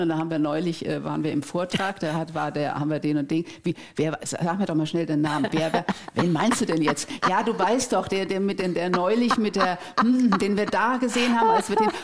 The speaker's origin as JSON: {"language": "German", "country": "Germany", "said": "bei uns in Deutschland"}